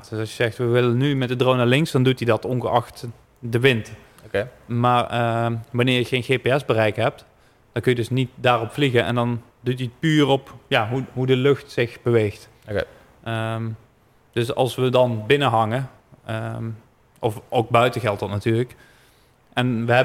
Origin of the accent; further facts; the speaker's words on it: Netherlands; Daar zijn we gewoon Nederlanders voor.